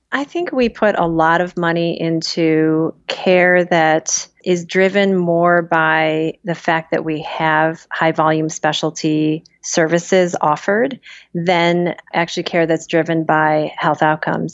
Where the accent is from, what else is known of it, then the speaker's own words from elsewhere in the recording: small town near Cleveland, Ohio, United States; moved away; Small town Ohio, Ferry Park, Ohio, outside of Cleveland